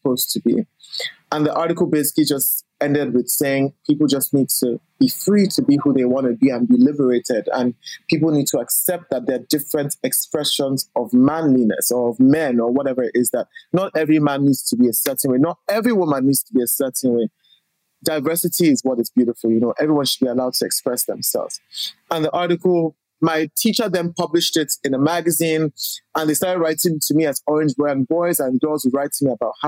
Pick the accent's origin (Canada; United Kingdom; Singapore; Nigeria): Nigeria; Lagos; I grew up in Lagos, Nigeria.